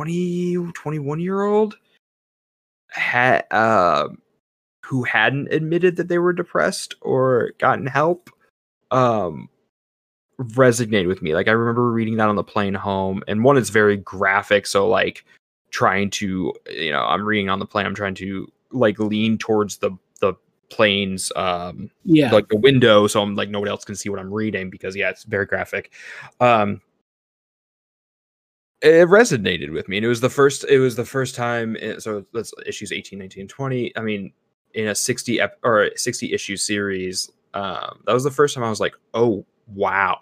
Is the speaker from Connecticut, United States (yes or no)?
no; Missouri, United States; moved away; also born or lived in California